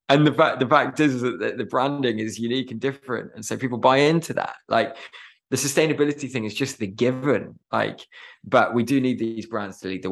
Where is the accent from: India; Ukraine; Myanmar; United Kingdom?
United Kingdom; Herefordshire, West Midlands; I grew up in Herefordshire, and really fortunate to live there